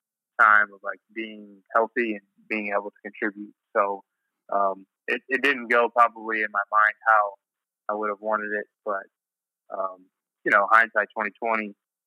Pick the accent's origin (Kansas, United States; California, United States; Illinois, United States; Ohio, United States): Kansas, United States; Emporia; also born or lived in Wichita, Kansas; I grew up in Emporia, Kansas, about an hour north of Wichita